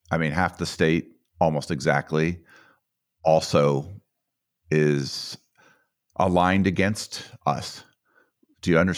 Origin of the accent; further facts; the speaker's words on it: Wisconsin, United States; I'm from Jim Sensenbrenner's